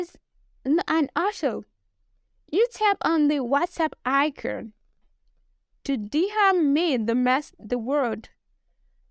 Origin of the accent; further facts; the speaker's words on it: Nigeria; accent: Nigerian; I'm a Nigerian